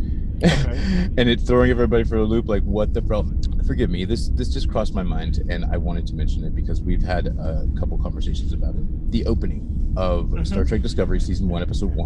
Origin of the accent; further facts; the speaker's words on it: United States; I'm American.